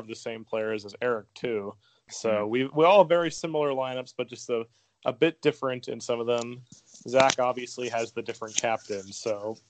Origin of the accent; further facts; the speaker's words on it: North Carolina, United States; I'm from North Carolina